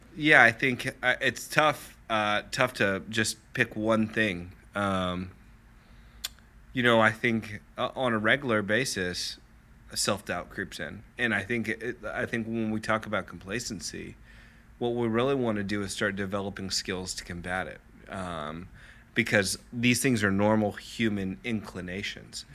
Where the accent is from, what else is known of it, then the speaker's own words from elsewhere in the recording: Lenexa, Kansas, United States; I grew up in Lenexa and very middle class family